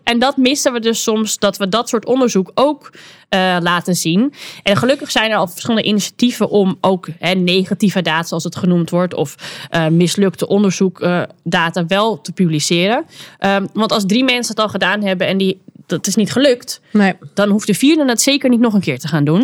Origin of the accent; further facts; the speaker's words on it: Netherlands; wij kunnen als Nederlanders